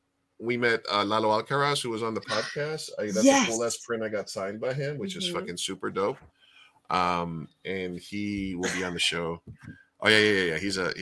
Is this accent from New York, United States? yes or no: yes; New York, United States; I grew up in New York during a water crisis